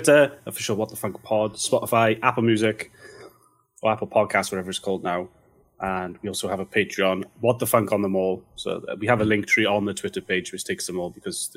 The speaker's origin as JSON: {"language": "English", "area": "Welsh", "region": "Wales", "country": "United Kingdom", "said": "I'm Welsh"}